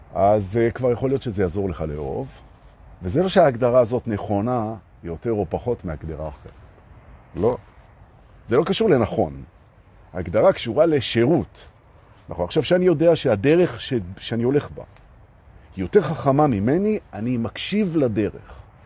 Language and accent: Hebrew; Jerusalem, Jerusalem District, Israel; moved away; אני הרי ירושלמי במקור, מלפני